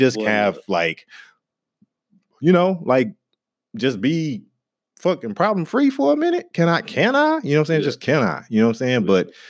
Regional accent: the South, United States; for me growing up in the South, and you know, I went out walking through the woods and just being in touch with nature a lot

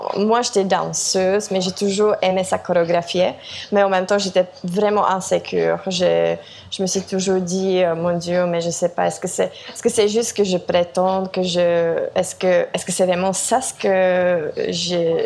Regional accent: Czechia; moved away; also born or lived in France / Montreal, Canada; je viens de la République tchèque

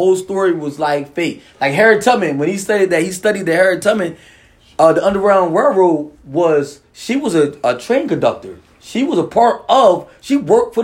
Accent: Puerto Rico; I'm from Bay Puerto Rico

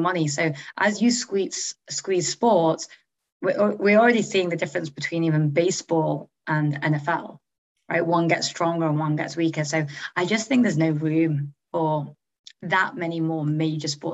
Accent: Manchester, North West England, United Kingdom; moved away as an adult; also born or lived in Oxford / New York / San Francisco; I grew up in Manchester.

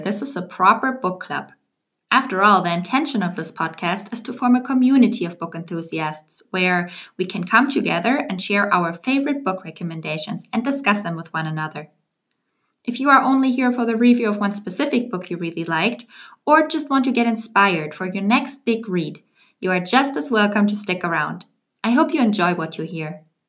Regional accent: Germany; English is a second language; moved away as an adult; also born or lived in Paris / Washington, D.C. / Geneva; now in Amsterdam, Netherlands; I was born and raised in Germany, but the last couple of years I moved around a lot.

